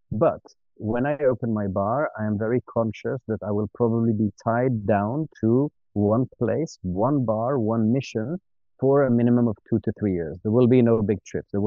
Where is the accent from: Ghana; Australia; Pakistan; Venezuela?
Ghana; born there; also born or lived in Tunisia / Switzerland; And uh, I was born in West Africa, in Ghana. And the first five or six years of my life were spent traveling around West Africa. Then we moved to Tunisia. Um, then we went back to Switzerland